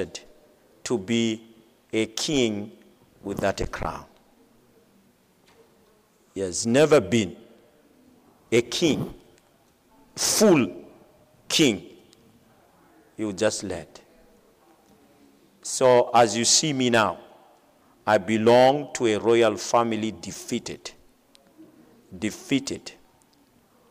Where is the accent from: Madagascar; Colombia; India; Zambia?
Madagascar; I am from Madagascar.